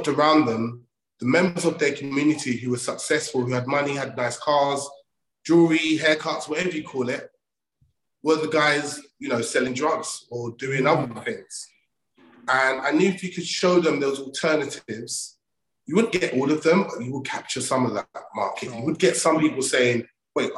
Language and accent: English; London, United Kingdom; also born or lived in Old Kent Road, London; I'm from Southeast London. I grew up off the Oakent Road. My mum got married and moved to another area, and I grew up in Lewisham